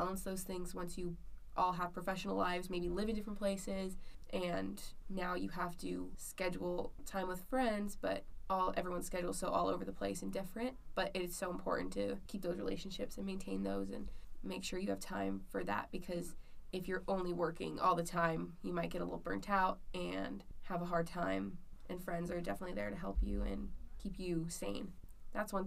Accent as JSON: {"language": "English", "town": "Las Vegas", "region": "Nevada", "country": "United States", "moved": "as an adult", "lives_now": "Utah, United States", "said": "I'm from Las Vegas"}